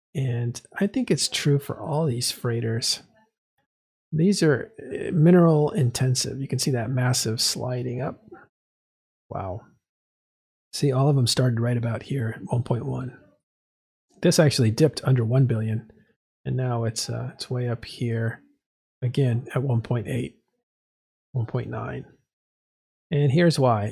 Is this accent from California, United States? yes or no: yes; California, United States; I'm from California